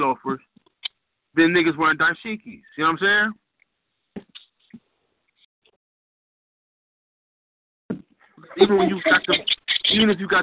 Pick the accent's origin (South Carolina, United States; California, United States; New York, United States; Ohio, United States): California, United States; I'm from California